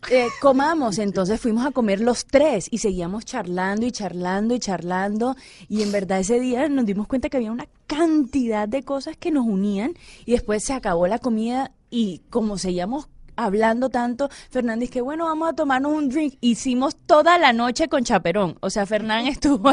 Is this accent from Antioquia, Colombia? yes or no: no; Santa Marta, Magdalena, Colombia; now in Cali, Colombia; en Santa Marta, en, en mi tierra natal